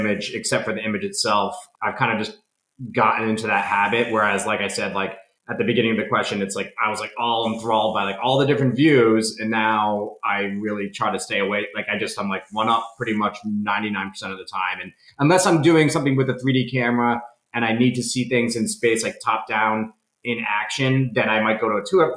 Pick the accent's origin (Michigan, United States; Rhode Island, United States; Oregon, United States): Rhode Island, United States; I'm from Rhode Island